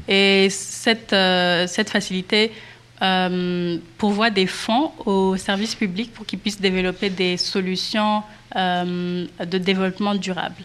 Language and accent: French; Rwanda; je viens du Rwanda